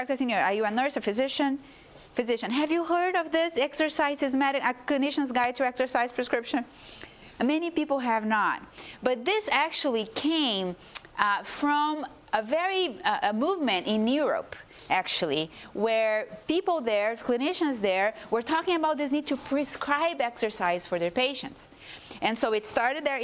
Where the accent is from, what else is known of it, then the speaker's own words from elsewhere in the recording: Brazil; moved away; I come from Brazil too